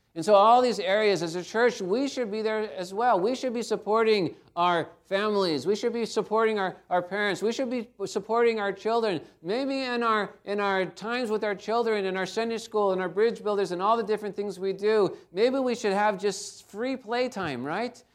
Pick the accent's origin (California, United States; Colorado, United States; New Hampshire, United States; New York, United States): California, United States; Garden Grove; I grew up in Garden Grove, not too far from here